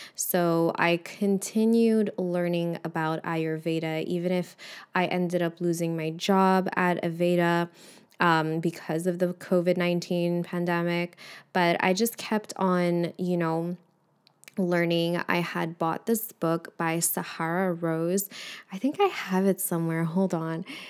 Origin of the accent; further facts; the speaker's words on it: Montreal, Quebec, Canada; I'm from Montreal. So, in Quebec, our school system is a little bit different